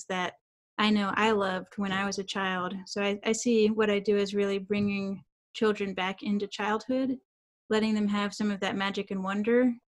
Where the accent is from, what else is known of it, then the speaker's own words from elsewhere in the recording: South Carolina, United States; now in Durham, United States; I'm originally from South Carolina, but now I live in Durham, North Carolina